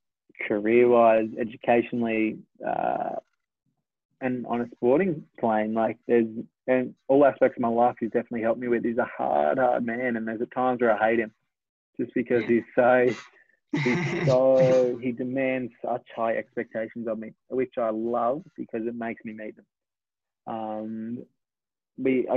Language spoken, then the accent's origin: English; Australia